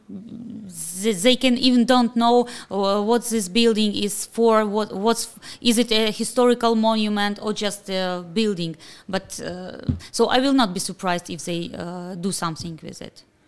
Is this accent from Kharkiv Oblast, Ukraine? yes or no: yes; Kharkiv, Kharkiv Oblast, Ukraine; I'm so proud that I'm from Kharkiv.